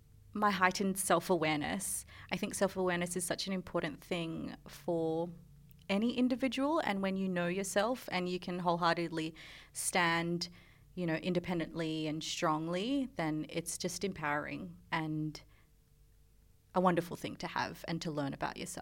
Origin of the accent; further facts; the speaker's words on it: Philippines; first language Tagalog; English is a second language; because I'm Filipino, mm-hmm. and our language, like, is Tagalog, but we are a colony of Spain.